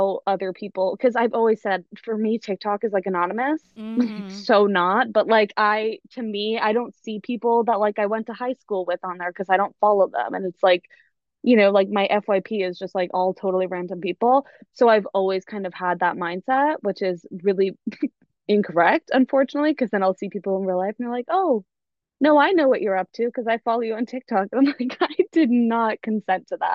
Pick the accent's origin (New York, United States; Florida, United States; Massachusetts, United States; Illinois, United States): Massachusetts, United States; Boston; I'm from Boston.